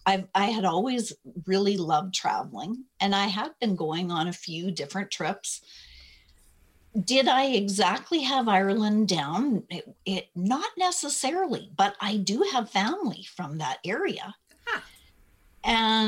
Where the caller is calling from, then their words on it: Alberta, Canada; I'm in just outside of Edmonton, Canada.